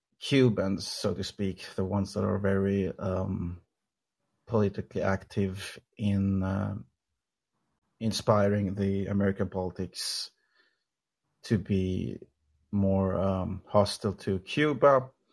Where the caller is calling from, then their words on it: Sweden; I'm calling from Sweden.